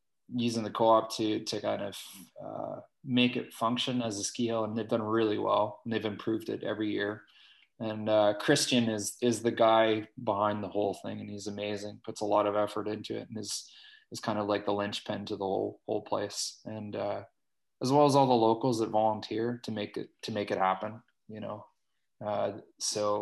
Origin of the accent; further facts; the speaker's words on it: Fort Saskatchewan, Alberta, Canada; moved away as an adult; also born or lived in Terrace, British Columbia / Dalvik, Iceland; I grew up in Fort Saskatchewan, Alberta, and it's kind of a small industrial town.